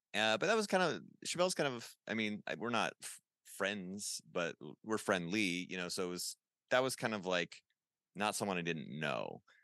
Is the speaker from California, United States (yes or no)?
yes; Huntington Beach, California, United States; you're in my hometown